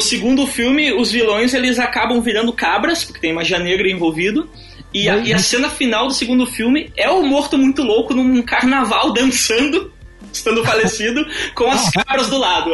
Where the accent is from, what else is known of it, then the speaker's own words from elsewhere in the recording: Carazinho, Rio Grande do Sul, Brazil; eu sou uma pessoa do interior, eu sou de Carazinho